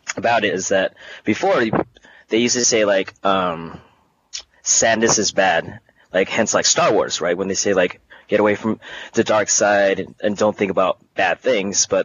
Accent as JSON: {"language": "English", "town": "San Francisco", "region": "California", "country": "United States", "said": "I'm from San Francisco."}